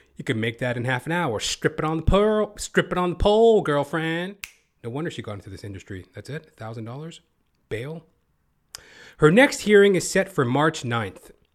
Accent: Toronto, Ontario, Canada; I hail from Toronto, Canada

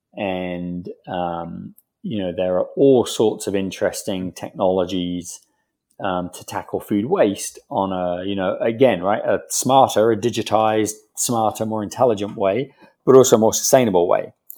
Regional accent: England, United Kingdom; moved away as an adult; now in United States; a British guy living in America, right? Because, you know, growing up in England

